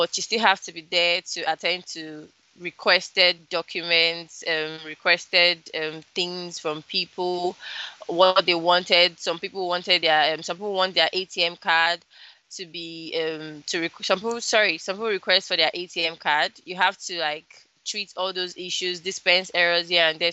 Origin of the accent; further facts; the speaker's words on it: Lagos, Nigeria; also born or lived in Delta State, Nigeria / Kwara State, Nigeria; I was actually born in Delta State, but I wasn't brought up in Delta State. I was brought up in Lagos.